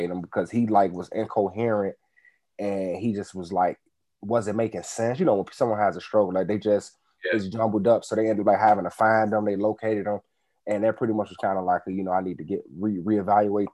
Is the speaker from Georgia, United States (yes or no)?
no; Chicago, Illinois, United States; Grew up on the south side of Chicago, Woodlawn